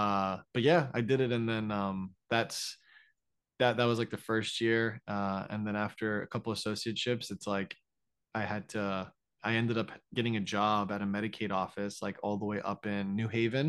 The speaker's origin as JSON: {"language": "English", "region": "Florida", "country": "United States", "also_born_or_lived": "New York, United States / Stamford, Connecticut, United States", "moved": "yes", "lives_now": "Austin, United States", "said": "So originally I'm from Florida, but yeah, yeah. I was at NYU in New York for like 6 years. And then for 1 year, we moved to Stamford, Connecticut, like okay. 45 minutes out of Manhattan."}